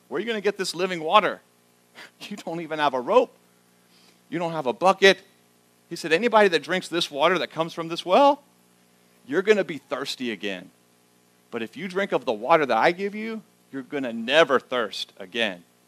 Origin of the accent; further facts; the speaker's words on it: the South, United States; moved away as an adult; now in Schnecksville, United States; I grew up in the South.